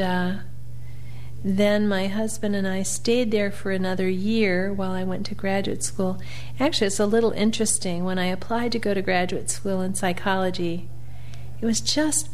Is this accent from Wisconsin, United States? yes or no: no; Champaign, Illinois, United States; also born or lived in Chicago, Illinois; now in Chattanooga, United States; I was born in Chicago, and I grew up in Champaign-Urbana, Illinois